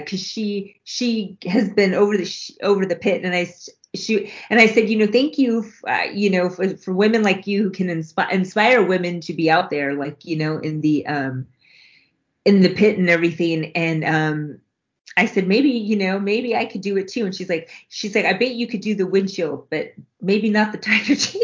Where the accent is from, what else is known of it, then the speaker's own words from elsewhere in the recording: United States; I'm Mexican American, but I my Spanish is horrible. I know enough to get by just a little bit. I should know Spanish, but I just never grew. Because I was born here